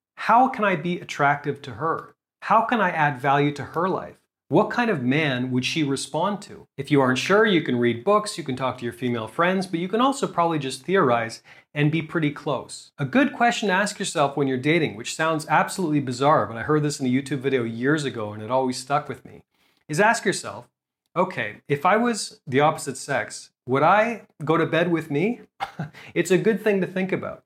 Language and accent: English; Canada; moved away as an adult; also born or lived in South America; now in Asia; I'm from Canada, but I haven't actually lived in Canada for quite a long time